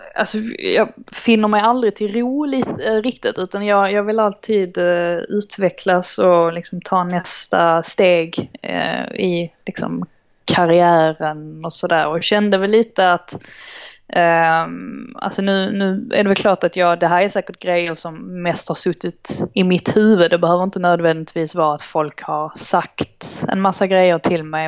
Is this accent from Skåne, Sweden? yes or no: yes; Trelleborg, Skåne, Sweden; also born or lived in Stockholm; now in London, United Kingdom; jag är uppvuxen i Trelleborg